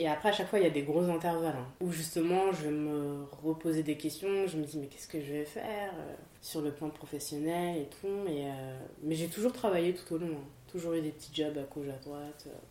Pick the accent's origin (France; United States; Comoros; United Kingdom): France; Paris, Île-de-France; je suis née en France, j'ai grandi en France